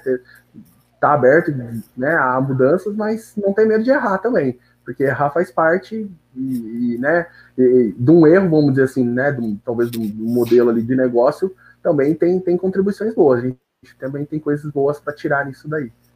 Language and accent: Portuguese; Bauru, São Paulo, Brazil; eu nasci mesmo em Bauru, então sempre estudei aqui, morei aqui